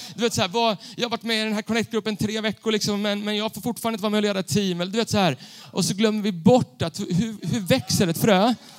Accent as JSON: {"language": "Swedish", "town": "Stockholm", "region": "Stockholm County", "country": "Sweden", "tie": "born or raised there", "said": "Jag är uppvuxen bland betong i Stockholm city"}